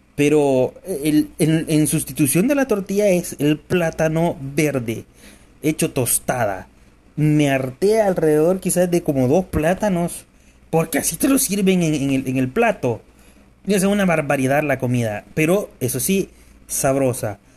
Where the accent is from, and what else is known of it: El Salvador